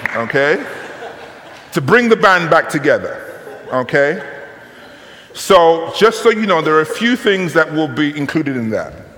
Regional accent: United Kingdom; I'm from Great Britain.

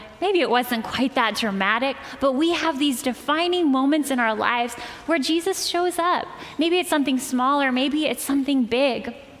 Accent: Holland, Michigan, United States; I was growing up in Holland, Michigan with my family. There's five of us.

